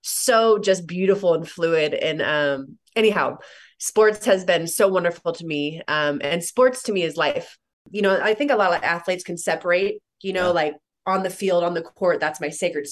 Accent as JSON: {"language": "English", "area": "Bay Area", "region": "California", "country": "United States", "tie": "born or raised there", "said": "I grew up in the Bay Area"}